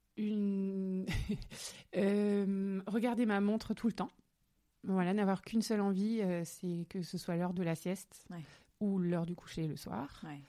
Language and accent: French; Alsace, Grand Est, France; nous venons d'Alsace, voilà, que mes parents sont à Strasbourg aujourd'hui